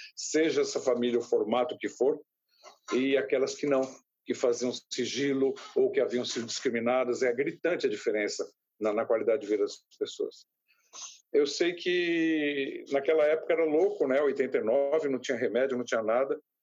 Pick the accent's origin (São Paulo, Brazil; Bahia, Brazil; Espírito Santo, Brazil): São Paulo, Brazil; São Vicente; Eu, eu nasci em São Vicente, moro em São Vicente, no litoral de São Paulo